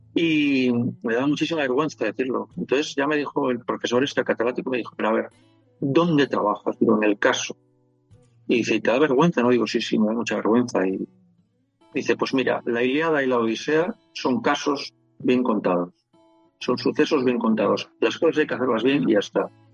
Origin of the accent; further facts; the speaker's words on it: Palencia, Castile and León, Spain; moved away as an adult; also born or lived in Madrid / Cuenca; en Palencia, de donde soy